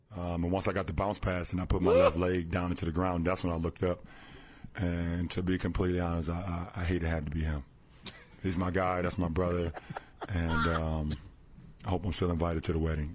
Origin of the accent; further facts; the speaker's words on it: Akron, Ohio, United States; my hometown of Akron